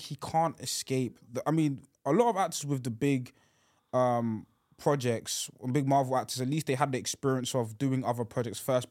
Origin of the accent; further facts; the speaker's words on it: United Kingdom; I'm a Brit